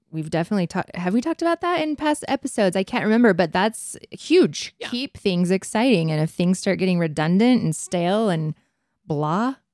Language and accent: English; Provo, Utah, United States; I grew up in Provo.